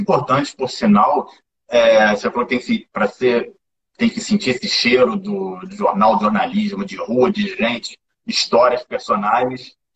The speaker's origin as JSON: {"language": "Portuguese", "region": "Rio de Janeiro", "country": "Brazil", "said": "eu sou do Rio"}